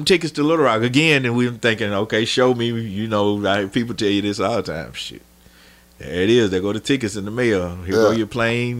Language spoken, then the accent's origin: English; Emerson, Arkansas, United States; Bro, look, I'm from Emerson, Arkansas.